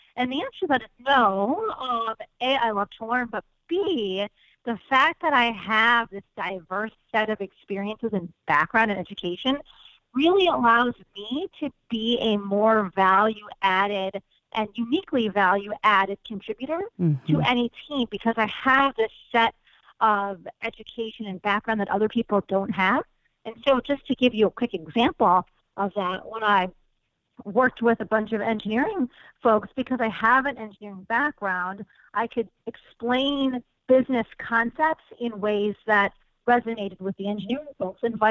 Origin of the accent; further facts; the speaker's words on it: Chicago, Illinois, United States; I grew up in Chicago